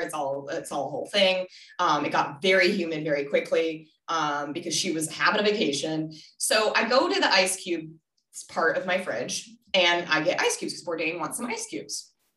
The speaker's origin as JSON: {"language": "English", "town": "Denver", "region": "Colorado", "country": "United States", "also_born_or_lived": "Minnesota", "moved": "yes", "said": "I'm from Denver originally. Well, Minnesota than Denver"}